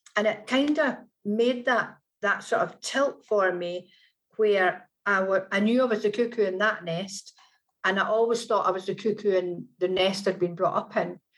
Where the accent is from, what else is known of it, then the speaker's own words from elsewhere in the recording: Scotland, United Kingdom; now in Manchester, United Kingdom; I am Scottish